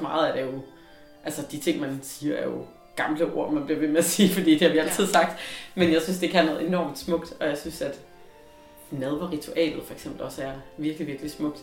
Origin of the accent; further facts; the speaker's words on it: Løgumkloster, Southern Denmark, Denmark; jeg voksede op i Sønderjylland, i Løgum Kloster